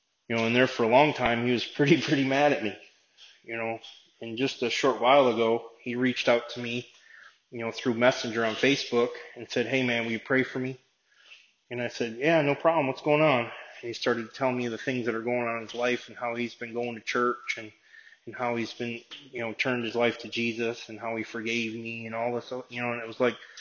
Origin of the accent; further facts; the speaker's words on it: Binghamton, New York, United States; my hometown of Binghamton